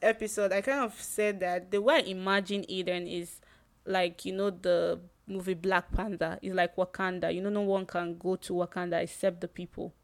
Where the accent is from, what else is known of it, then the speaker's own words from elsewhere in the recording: Nigeria; the place I grew up in Nigeria